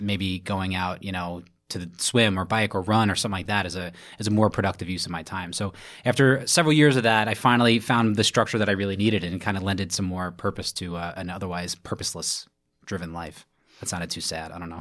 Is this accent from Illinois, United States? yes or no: no; New York City, New York, United States; from Brooklyn, New York, born and raised.